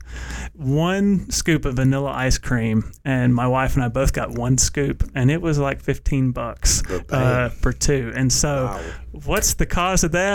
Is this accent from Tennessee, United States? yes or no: yes; Middle Tennessee, United States; where I grew up in Middle Tennessee, it was about 30 minutes north of Nashville